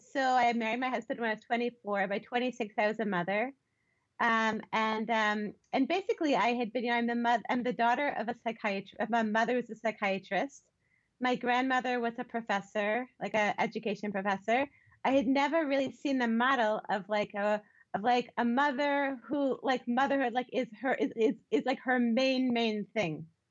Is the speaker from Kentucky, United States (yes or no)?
no; Baltimore, Maryland, United States; I grew up in Baltimore um, in a conservative Jewish family.